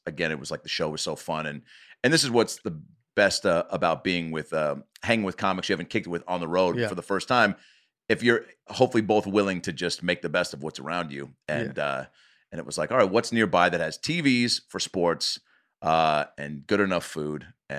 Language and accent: English; Omaha, Nebraska, United States; Omaha, man. I haven't left since I was a kid.